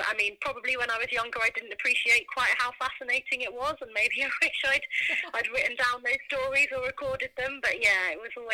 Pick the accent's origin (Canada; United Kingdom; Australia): United Kingdom; Norfolk, East of England; growing up in Norfolk.